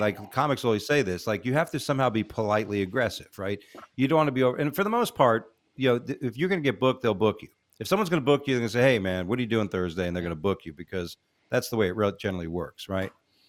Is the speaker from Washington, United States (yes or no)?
no; Florida, United States; You remember me? I'm from Florida.